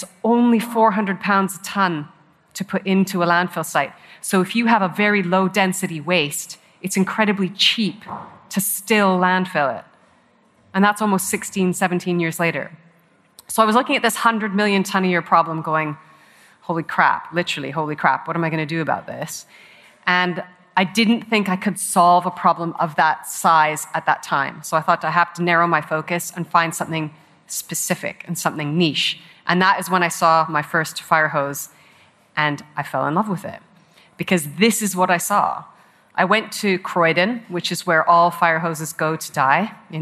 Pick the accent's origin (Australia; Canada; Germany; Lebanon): Canada; also born or lived in Hong Kong; now in United Kingdom; I grew up in Canada and I was camping every weekend in the Rocky Mountains